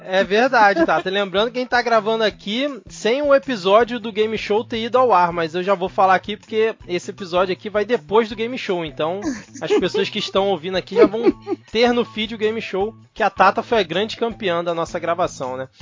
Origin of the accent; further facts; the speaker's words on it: Rio de Janeiro, Brazil; also born or lived in São Paulo state; eu era do Rio, né? Sou do Rio